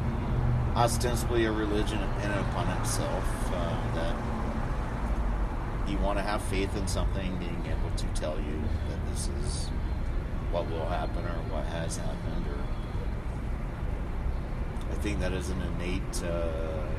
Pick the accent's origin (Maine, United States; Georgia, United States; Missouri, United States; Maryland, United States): Georgia, United States; South; there was one Catholic church in my hometown